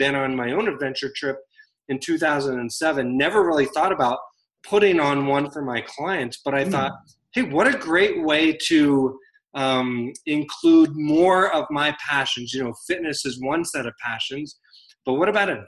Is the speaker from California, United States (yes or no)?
no; Virginia, United States; now in Denver, United States; So I live in Denver, Colorado, but I grew up in Virginia, still have family back in the East Coast.